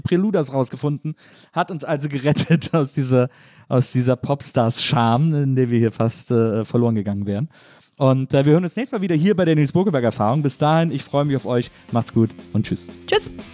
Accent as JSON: {"language": "German", "town": "Wesseling", "region": "North Rhine-Westphalia", "country": "Germany", "also_born_or_lived": "Cologne", "said": "ich komme eben aus Wesseling, ich komme aus einer kleinen Stadt"}